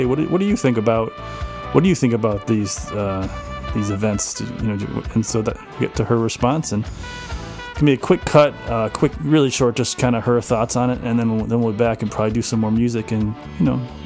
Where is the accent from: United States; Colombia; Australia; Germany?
United States; Connecticut; my home state of Connecticut